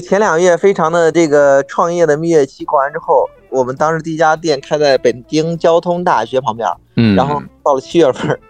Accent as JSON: {"language": "Chinese", "town": "Xuzhou", "region": "Jiangsu", "country": "China", "moved": "yes", "lives_now": "Beijing, China", "said": "因为我本身是徐州人嘛"}